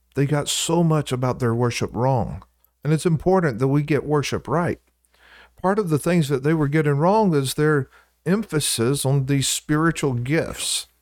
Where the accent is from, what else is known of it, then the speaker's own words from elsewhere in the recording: Louisiana, United States; now in Iowa, United States; I'm from Louisiana